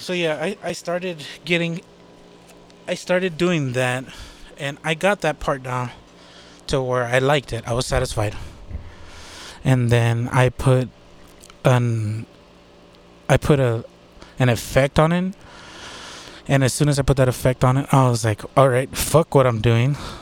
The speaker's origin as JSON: {"language": "English", "country": "United States", "said": "I'm from the United States"}